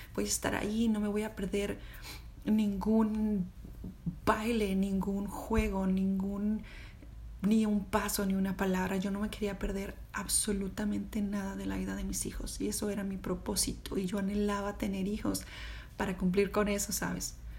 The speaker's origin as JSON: {"language": "Spanish", "country": "Mexico", "also_born_or_lived": "Austin, Texas", "moved": "as an adult", "lives_now": "United States", "said": "yo soy de México"}